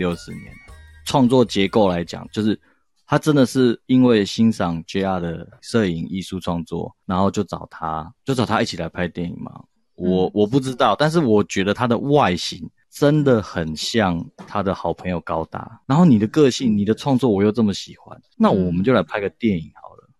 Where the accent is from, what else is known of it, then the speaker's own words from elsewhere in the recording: France; Chinese is a second language; 没有，我们法国人就是 romantic，我们就是浪漫。